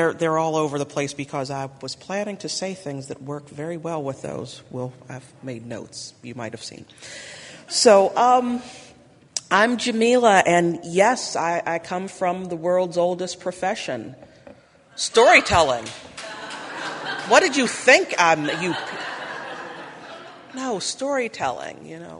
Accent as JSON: {"language": "English", "town": "Pittsburgh", "region": "Pennsylvania", "country": "United States", "said": "I come from Pittsburgh, Pennsylvania."}